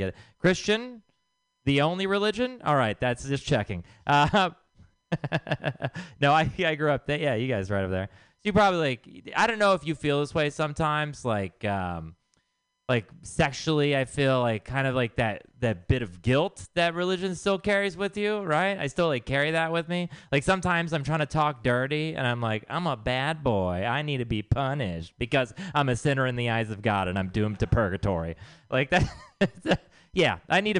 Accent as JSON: {"language": "English", "region": "Texas", "country": "United States", "tie": "born or raised there", "said": "I'm from Texas"}